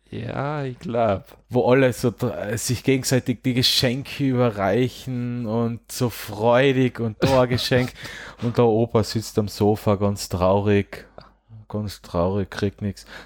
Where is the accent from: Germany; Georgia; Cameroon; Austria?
Austria; Großkirchheim, Carinthia; aber zum Beispiel mein Heimatort Großkirchheim